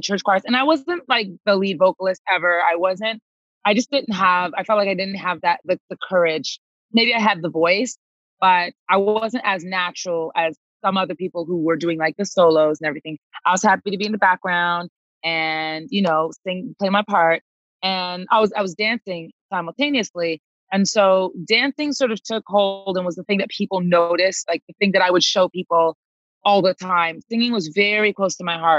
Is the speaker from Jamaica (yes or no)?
no; Toronto, Ontario, Canada; moved away as an adult; also born or lived in Los Angeles / London; I was born and raised in Toronto. Yeah. And so I left Toronto when I was 20 years old